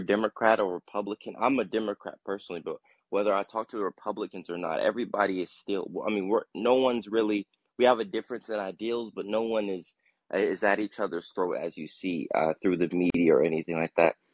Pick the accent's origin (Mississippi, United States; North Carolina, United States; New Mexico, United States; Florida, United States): North Carolina, United States; Durham; now in Charlotte, United States; I'm from North Carolina. Uh, so Durham. And uh, no, I, I'm I'm in Charlotte